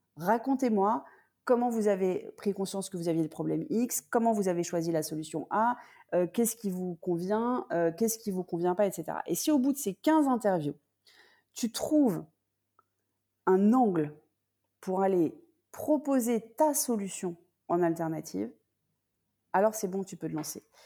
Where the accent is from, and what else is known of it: France; also born or lived in United States / London